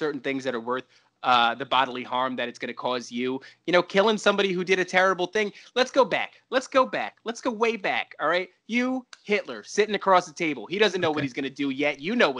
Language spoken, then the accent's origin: English; United States; I'm an American.